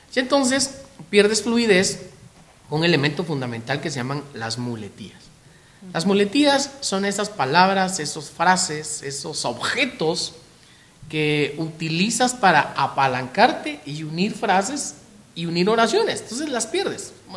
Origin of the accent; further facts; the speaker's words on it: Guatemala; los chapines, los guatemaltecos, eh, todavía tenemos esa costumbre.